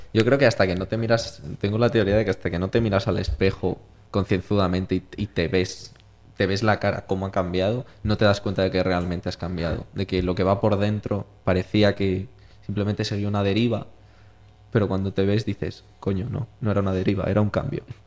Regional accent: Brime de Sog, Castile and León, Spain; moved away; como el agua de mi pueblo, no hay

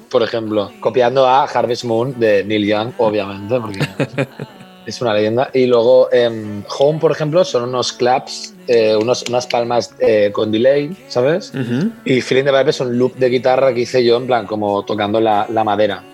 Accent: Spain; moved away as an adult; also born or lived in Madrid; now in London, United Kingdom; en España tenemos una calidad de vida

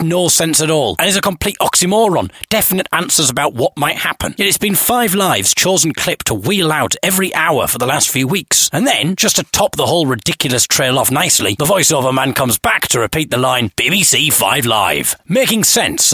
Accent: Hartlepool, North East England, United Kingdom; moved away; my hometown

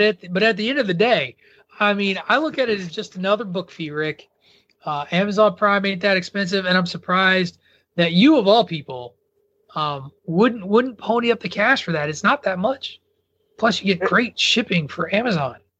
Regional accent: rural Illinois, United States; I grew up in rural Illinois.

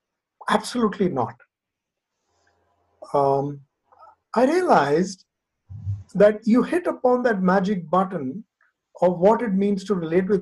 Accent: Nagpur, Maharashtra, India; I grew up in Nagpur. I mean, when I say grew up in Nagpur, one of the time in my life as I was in high school, I was in Nagpur. I spent about 4 years in Nagpur.

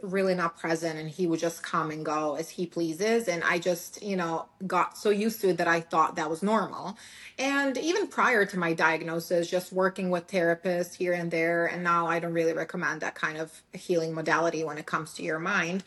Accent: Serbia; English is a second language; moved away as an adult; now in United States; I was born and raised in Serbia

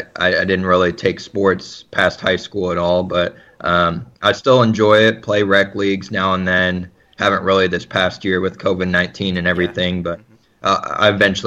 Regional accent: Kansas City, Missouri, United States; moved away as an adult; now in St. Louis, United States; The city where I'm from, Kansas City, Missouri, originally, and now I live in St. Louis, Missouri

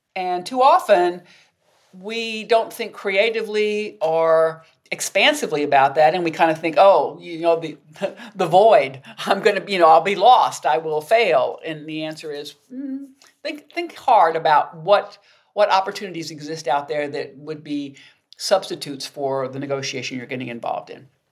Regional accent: the South, United States; I grew up in the South, and as a Southern woman

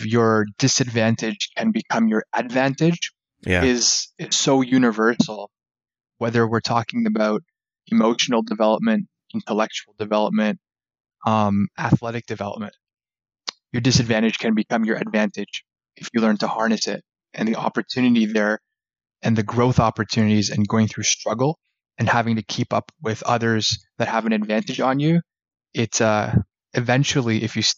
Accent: Canada; I was born and raised in Canada.

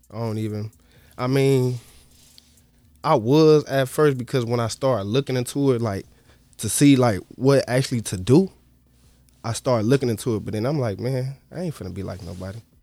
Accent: Chicago, Illinois, United States; I'm from the South Side

